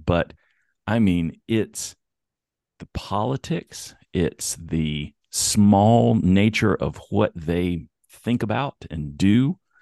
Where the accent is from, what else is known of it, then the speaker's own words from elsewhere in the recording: Bristol, United States; also born or lived in the South / eastern Tennessee and southwestern Virginia; now in California, United States; So Bristol is, uh, on the, on the Tennessee, Virginia state line.